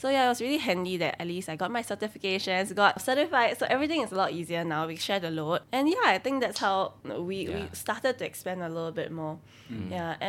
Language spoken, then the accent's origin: English; Singapore; accent: Singaporean; So yeah, but I always grew up here, so I feel very Singaporean.